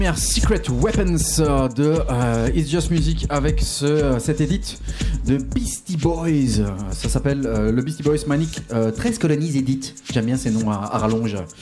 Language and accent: French; Charleroi, Wallonia, Belgium; Je viens bien de Charleroi